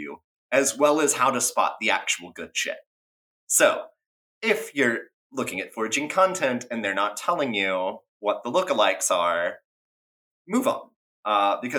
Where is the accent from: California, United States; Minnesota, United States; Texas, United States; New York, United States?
Texas, United States; growing up in Texas